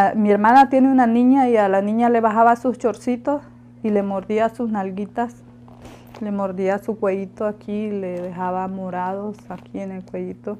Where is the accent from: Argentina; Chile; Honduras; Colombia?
Honduras; La Ceiba, Atlántida; moved away as an adult; now in Mexico; Soy de Honduras